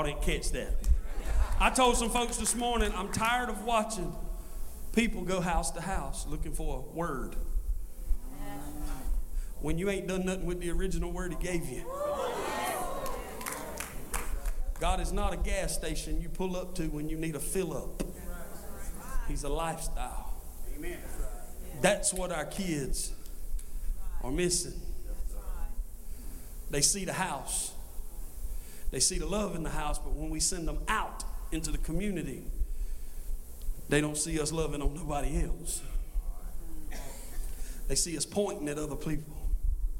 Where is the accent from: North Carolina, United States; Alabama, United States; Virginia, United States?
North Carolina, United States; Scotland County; I'm from Scotland County